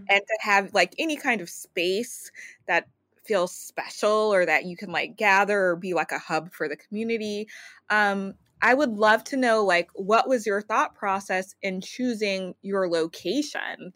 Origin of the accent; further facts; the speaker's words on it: Louisiana, United States; now in New York, United States; I am not a native New Yorker. I'm from Louisiana